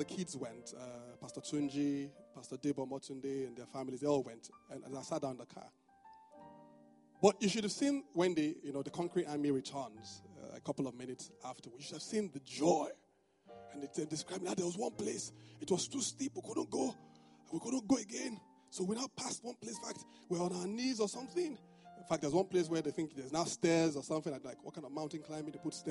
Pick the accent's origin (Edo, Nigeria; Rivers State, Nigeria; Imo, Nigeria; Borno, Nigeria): Edo, Nigeria; Benin City; now in Lagos, Nigeria; this is just my Benin man side.